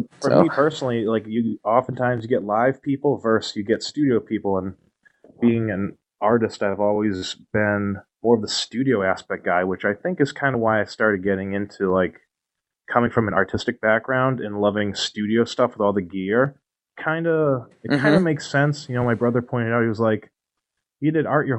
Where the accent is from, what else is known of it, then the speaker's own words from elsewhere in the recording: New England, United States; I'm from the New England area